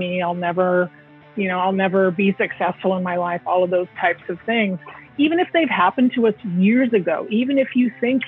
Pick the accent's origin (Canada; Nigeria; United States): United States; Pacific Northwest; also born or lived in Silicon Valley; I grew up in the Pacific Northwest